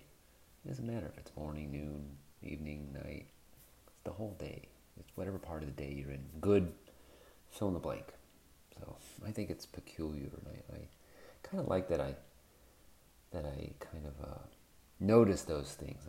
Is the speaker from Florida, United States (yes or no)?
yes; Florida, United States; growing up in Florida, growing up in a Jewish family